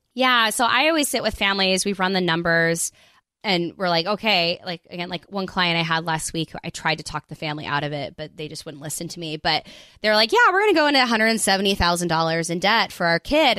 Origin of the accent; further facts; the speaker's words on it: United States; also born or lived in South Korea; I'm American, but I lived in South Korea for six years